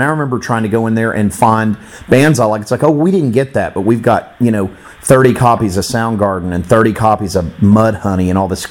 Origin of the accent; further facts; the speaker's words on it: Florida, United States; I'm still in Florida. I'm over on the Pensacola side.